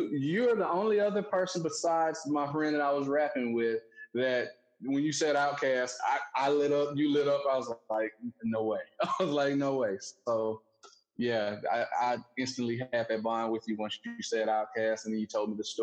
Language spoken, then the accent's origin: English; Alabama, United States; growing up in Alabama, just pretty slow